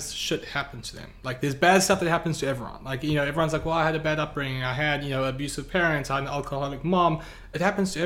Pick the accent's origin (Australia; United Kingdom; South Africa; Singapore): South Africa; now in United States; I grew up in South Africa